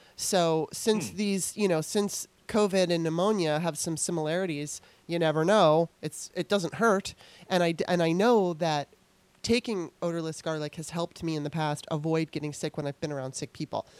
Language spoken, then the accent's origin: English; Los Angeles, California, United States; moved away as an adult; now in Maryland, United States; decided she wanted to move to Los Angeles, so we moved there. And I lived there all the way up until 2009